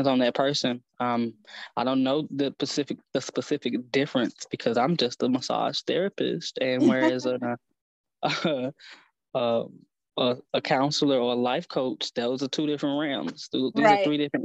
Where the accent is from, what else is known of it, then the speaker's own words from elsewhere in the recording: East St. Louis, Illinois, United States; I'm originally from East St. Louis